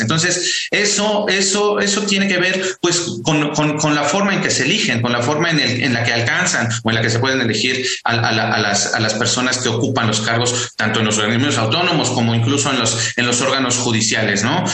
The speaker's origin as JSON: {"language": "Spanish", "region": "Mexico City", "country": "Mexico", "said": "yo soy capitalino igual que todas y todos nosotros"}